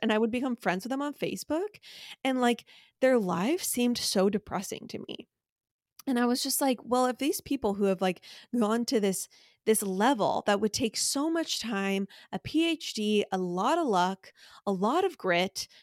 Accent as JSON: {"language": "English", "area": "Orange County", "region": "California", "country": "United States", "tie": "born or raised there"}